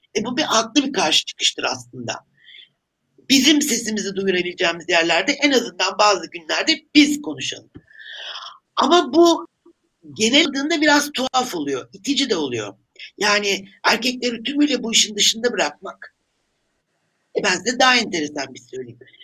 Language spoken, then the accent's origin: Turkish; Turkey; ben bir Türk olarak